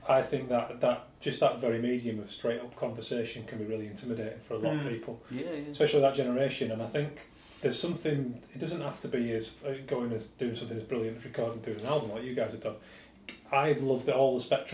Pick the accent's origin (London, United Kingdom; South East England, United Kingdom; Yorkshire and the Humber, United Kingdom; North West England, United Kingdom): Yorkshire and the Humber, United Kingdom; Leeds; moved away; I'm from Leeds